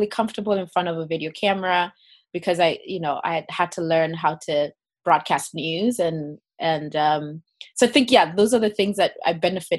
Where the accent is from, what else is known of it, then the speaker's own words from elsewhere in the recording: Kenya; So I grew up in Kenya and actually started singing when I was about 5 years old.